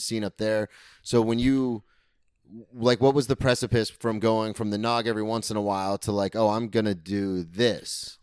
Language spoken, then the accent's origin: English; Daytona Beach, Florida, United States; I grew up here, I lived here my whole life